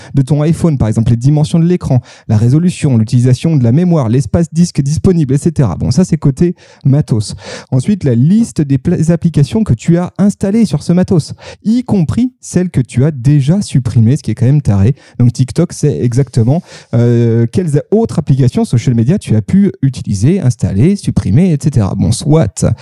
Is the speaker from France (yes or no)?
yes; France; now in Lyon, France; je suis français